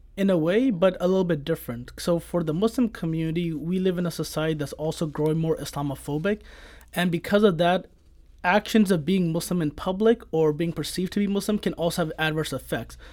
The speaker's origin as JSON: {"language": "English", "town": "Kirkwood", "region": "Missouri", "country": "United States", "tie": "born or raised there", "said": "I grew up here in Kirkwood"}